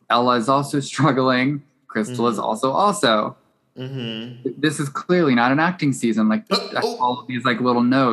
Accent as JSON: {"language": "English", "country": "United States", "said": "we're American"}